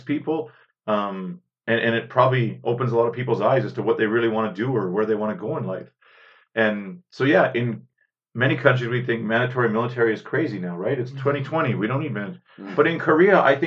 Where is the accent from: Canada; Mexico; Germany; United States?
Canada; Northern Ontario; I'm from Northern Ontario, but I mean, we're not even, they don't even consider us Ontario